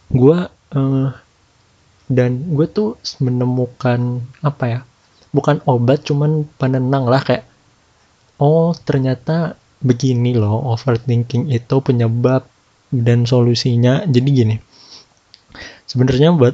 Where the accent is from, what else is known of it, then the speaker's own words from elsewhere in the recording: Jakarta, Indonesia; ini gue kan eh, orang Jakarta buat yang orang Jakarta kan tahu dulu itu Jakarta PSBB-nya strict lah ketat